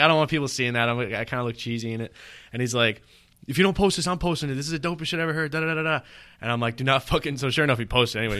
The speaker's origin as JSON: {"language": "English", "town": "New York City", "region": "New York", "country": "United States", "tie": "born or raised there", "lives_now": "Long Island, United States", "said": "I grew up in Brooklyn. Yeah, you know what I mean. I lived there till I was seventeen"}